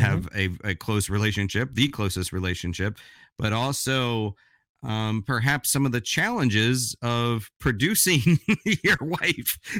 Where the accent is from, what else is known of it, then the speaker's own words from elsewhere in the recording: Florida, United States; I grew up in Florida